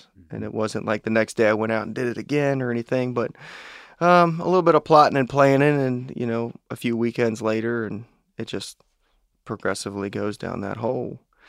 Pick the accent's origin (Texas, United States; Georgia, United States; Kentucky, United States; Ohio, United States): Kentucky, United States; Fort Thomas; growing up in Fort Thomas, it is that town within a bubble.